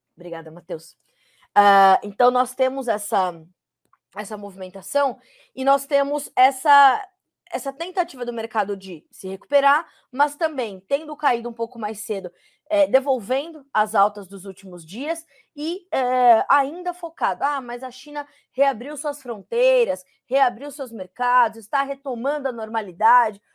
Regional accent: São Paulo, Brazil; Eu que sou paulistana, fico feliz em dizer que, né, é, tenho muita história com São Paulo

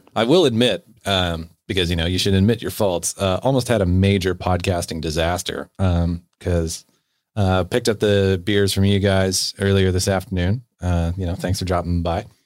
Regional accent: Bellingham, Washington, United States; now in British Columbia, Canada; my hometown of Bellingham

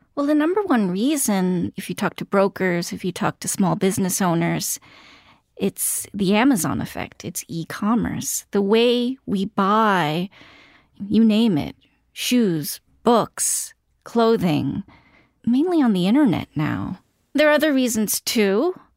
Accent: New York City, New York, United States; I grew up in Queens

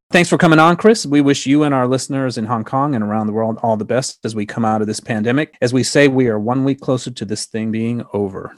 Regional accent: Sri Lanka; moved away; I was born in Sri Lanka

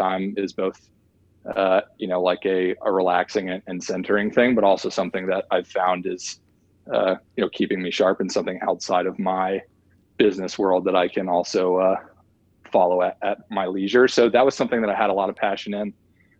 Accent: Nashville, Tennessee, United States; I'm originally from Nashville, Tennessee, actually a small town just west of Nashville, Tennessee called Bellevue

